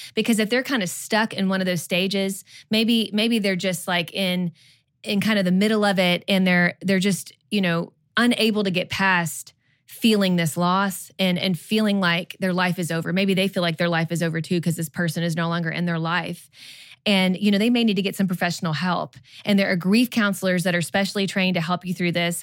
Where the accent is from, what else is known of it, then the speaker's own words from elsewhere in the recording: Kentucky, United States; moved away as an adult; also born or lived in Georgia; now in Texas, United States; We grew up in Kentucky, but we, we lived in Georgia for about ten years, and then now we're in Texas